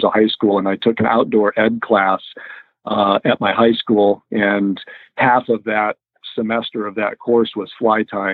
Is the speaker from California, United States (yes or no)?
no; Boulder, Colorado, United States; I grew up in Boulder, Colorado, on the Front Range of Colorado